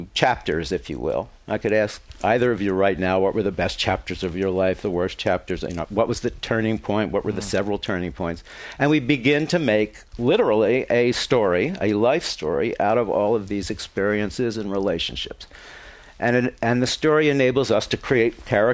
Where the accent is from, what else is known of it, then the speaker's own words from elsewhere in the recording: Philadelphia, Pennsylvania, United States; I grew up in Philadelphia